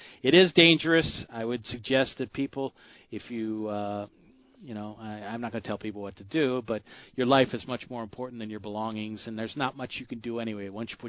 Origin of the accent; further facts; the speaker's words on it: Michigan, United States; born there; Well, I was born